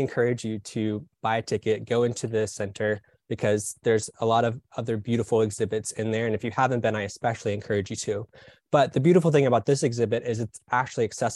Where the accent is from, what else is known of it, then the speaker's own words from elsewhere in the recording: Birmingham, Alabama, United States; now in Atlanta, United States; I grew up in Birmingham, Alabama